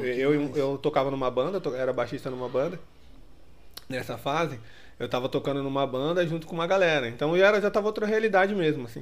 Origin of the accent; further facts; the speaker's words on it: Ferraz de Vasconcelos / Suzano area, São Paulo, Brazil; now in São Paulo, Brazil; lá da minha cidade, né? Era os carinhas de lá, o, a, a, os dois estúdios de Ferraz e o de, e o de Suzano.